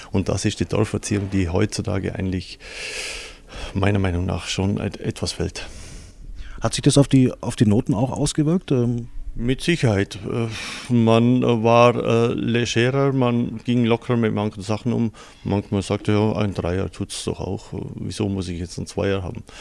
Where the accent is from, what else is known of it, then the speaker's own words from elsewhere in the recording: Rosshaupten, Bavaria, Germany; In meiner Kindheit, wir sind auf dem Land aufgewachsen. Rosshaupten, kleine Gemeinde, damals vielleicht 1200, 1500 Einwohner.